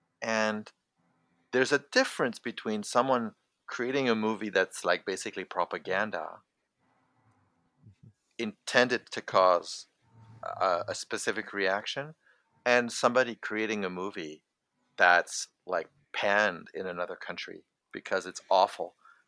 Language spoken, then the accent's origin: English; France; also born or lived in Canada; So I come from a multicultural background. I'm French and I'm Canadian.